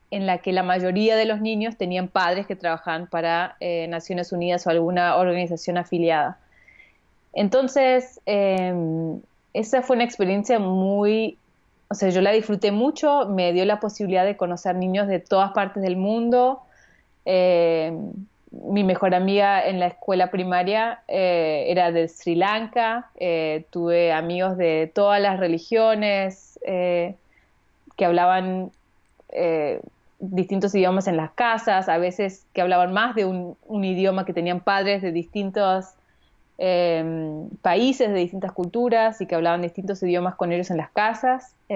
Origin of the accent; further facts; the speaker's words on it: Vienna, Austria; born there; Yo nací al año eh, en Viena y mi hermano también.